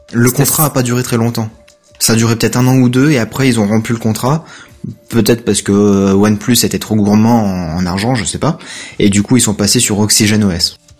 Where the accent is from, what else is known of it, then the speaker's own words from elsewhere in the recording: France; les villages chez nous en France